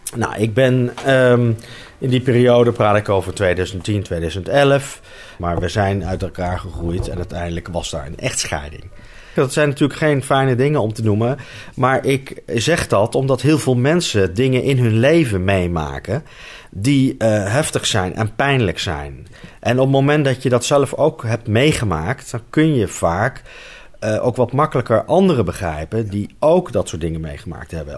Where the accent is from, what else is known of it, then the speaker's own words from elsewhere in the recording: Arnhem, Gelderland, Netherlands; ik ben geboren en getogen in Arnhem in een eh, hele rustige wijk